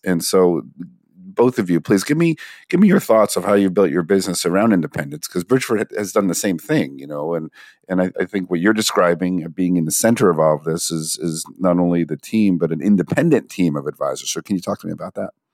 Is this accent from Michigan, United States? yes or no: no; New Jersey, United States; I'm South Jersey